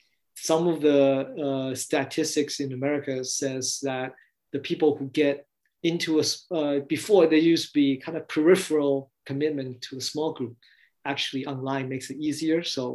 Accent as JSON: {"language": "English", "region": "California", "country": "United States", "said": "So I'm from Bay Area. I have a lot of Taiwanese American connections."}